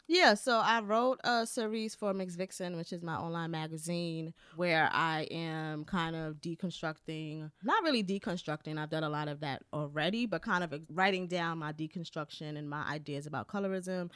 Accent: New York, United States; I'm from New York, so I say decor

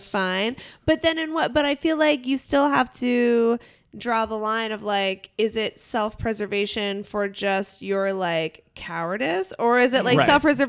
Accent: Western Pennsylvania, United States; moved away; I grew up in Western Pennsylvania, so we're like equidistant from Erie

